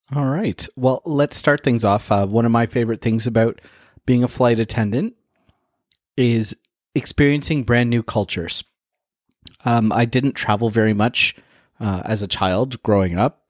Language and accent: English; Toronto, Ontario, Canada; growing up in Toronto